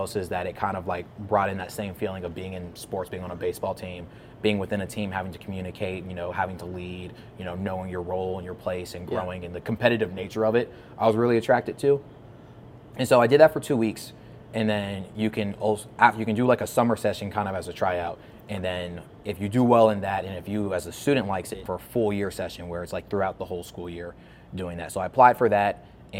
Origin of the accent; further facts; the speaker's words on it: New Orleans, Louisiana, United States; So originally, I'm from New Orleans, Louisiana.